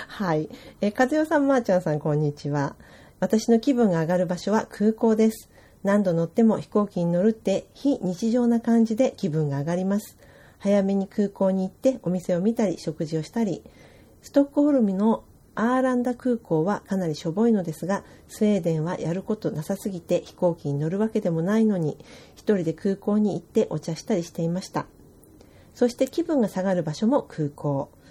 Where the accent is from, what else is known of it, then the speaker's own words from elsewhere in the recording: Kodaira, Tokyo, Japan; moved away as an adult; 私小平市で生まれあの育ってる